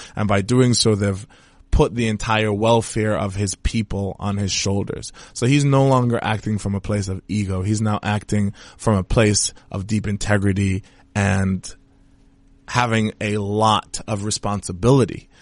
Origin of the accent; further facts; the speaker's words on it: Trinidad & Tobago; I'm from Trinidad and Tobago